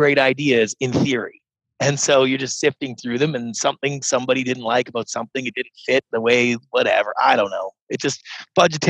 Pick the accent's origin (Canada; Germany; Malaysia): Canada; moved away as an adult; now in United States; I grew up in Canada as a serial entrepreneur